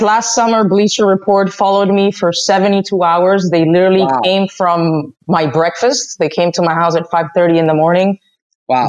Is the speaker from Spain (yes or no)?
yes; Madrid, Community of Madrid, Spain; moved away as an adult; also born or lived in Dominican Republic; now in United States; I was born in the Dominican Republic, but raised in Madrid, Spain.